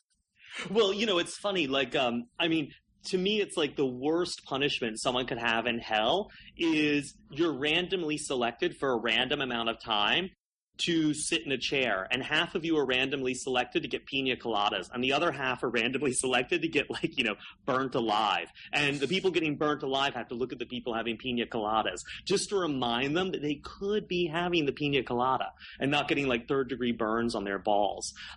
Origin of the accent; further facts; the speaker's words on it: South Carolina, United States; I grew up in South Carolina in a really a really religious home